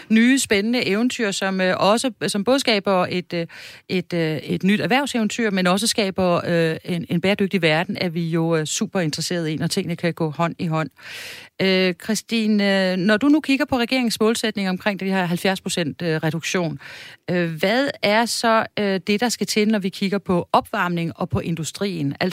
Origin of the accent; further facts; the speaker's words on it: the West Coast, West Jutland, Denmark; jeg voksede op på Vestkysten